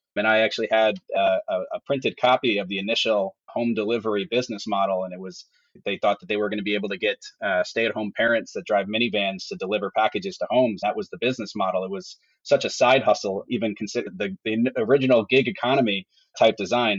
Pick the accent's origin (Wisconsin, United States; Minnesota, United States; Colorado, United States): Wisconsin, United States; Madison; now in Milwaukee, United States; I actually grew up outside of Madison, Wisconsin